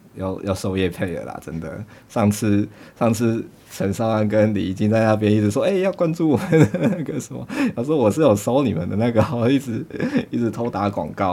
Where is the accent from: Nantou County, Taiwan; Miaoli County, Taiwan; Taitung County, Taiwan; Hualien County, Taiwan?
Nantou County, Taiwan; 我是南投人